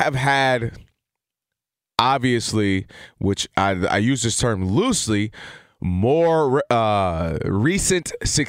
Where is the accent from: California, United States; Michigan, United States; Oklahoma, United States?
Michigan, United States; You know, I'm from Michigan, and obviously you know about it.